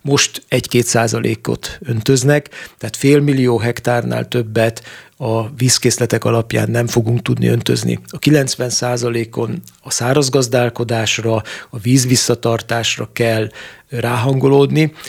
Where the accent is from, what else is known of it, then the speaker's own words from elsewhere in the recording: Great Hungarian Plain, Hungary; én alföldiként